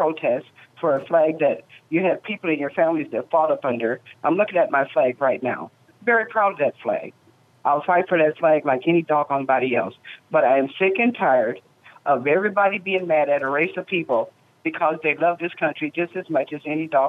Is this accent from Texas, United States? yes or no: no; Southern Illinois, United States; now in St. Paul, United States; as a little girl growing up in Southern Illinois